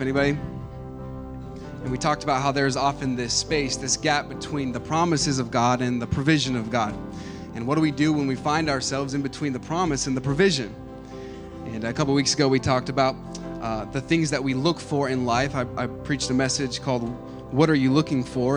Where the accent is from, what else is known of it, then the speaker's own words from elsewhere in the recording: Lancaster, California, United States; I was born in Lancaster, California. Uh, the six six one, represent. Okay, that's, that's where I grew up